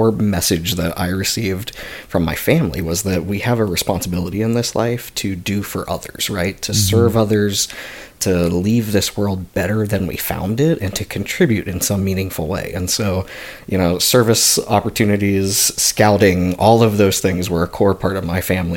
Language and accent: English; Mesa, Arizona, United States; I grew up here in Mesa, Arizona